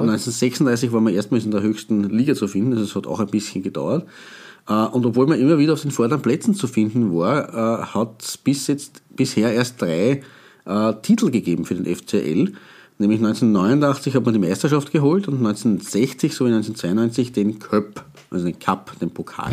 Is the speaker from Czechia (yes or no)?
no; Austria; wir als Österreicher